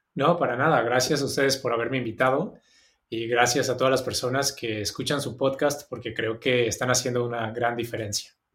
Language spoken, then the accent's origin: Spanish; Mexico City, Mexico; moved away as an adult; also born or lived in Australia; now in Sydney, Australia; yo soy de la Ciudad de México, nací ahí, viví ahí hasta los 24